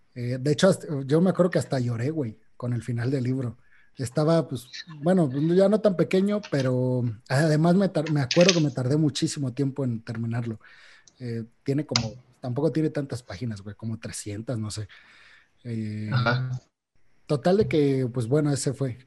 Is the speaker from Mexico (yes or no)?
yes; Mexico; a los mexicanos